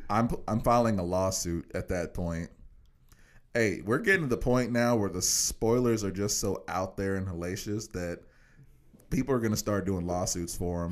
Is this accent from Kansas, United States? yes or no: yes; Kansas, United States; I'm from Kansas